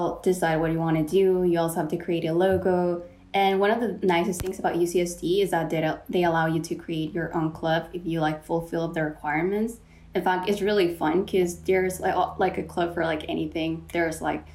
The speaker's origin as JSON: {"language": "English", "country": "Mexico", "tie": "born or raised there", "moved": "yes", "lives_now": "San Diego, United States", "said": "I was born and raised in Mexico"}